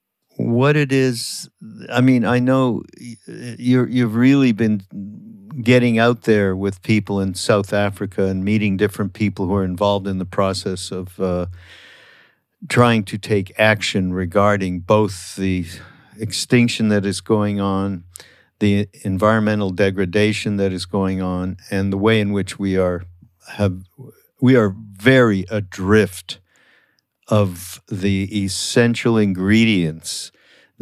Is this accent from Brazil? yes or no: no; Canada; my country, my home country, Canada